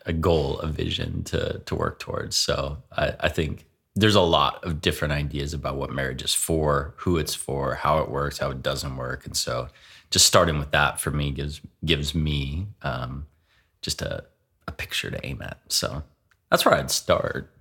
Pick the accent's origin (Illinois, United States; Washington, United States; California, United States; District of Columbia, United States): Washington, United States; Seattle; now in Spokane, United States; growing up in Seattle